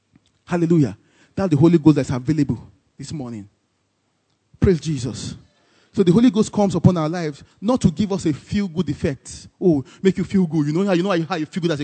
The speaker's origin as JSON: {"language": "English", "country": "Nigeria", "said": "as a Nigerian"}